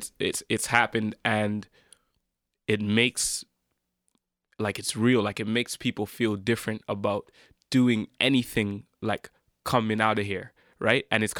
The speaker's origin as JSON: {"language": "English", "country": "Jamaica", "said": "me being Jamaican"}